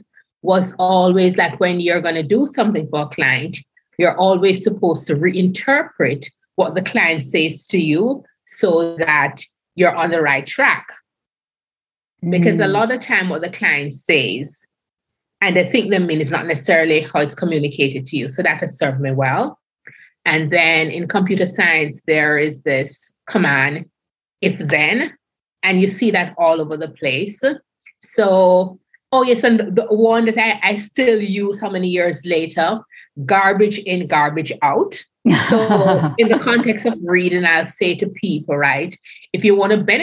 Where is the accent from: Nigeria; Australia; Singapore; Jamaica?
Jamaica; moved away as an adult; also born or lived in New York, United States / Calgary, Canada / Toronto, Canada; I was born in Jamaica